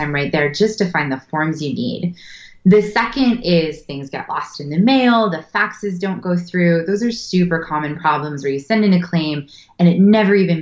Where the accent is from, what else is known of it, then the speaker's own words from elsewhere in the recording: Berkeley, California, United States; I was born in Berkeley, so I grew up around, you know, the area I live now